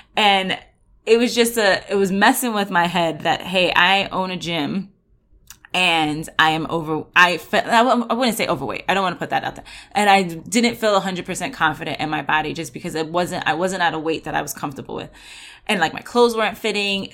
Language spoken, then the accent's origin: English; New York, United States; moved away; I'm originally from New York